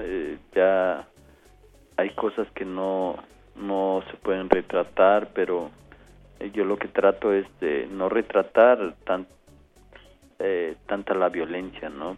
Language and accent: Spanish; Mexico; mi país